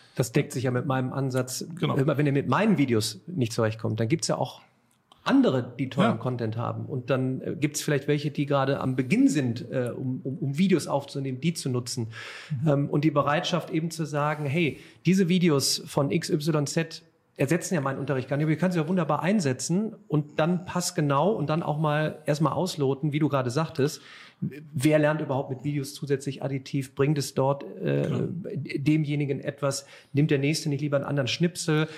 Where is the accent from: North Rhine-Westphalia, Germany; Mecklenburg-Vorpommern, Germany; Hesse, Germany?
North Rhine-Westphalia, Germany; Remscheid; also born or lived in Cologne; in meiner Heimatstadt Remscheid